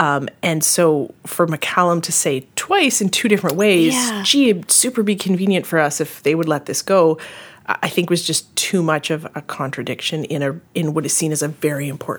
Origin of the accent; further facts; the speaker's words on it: Northern Ontario, Canada; now in Ottawa, Canada; I'm from Northern Ontario.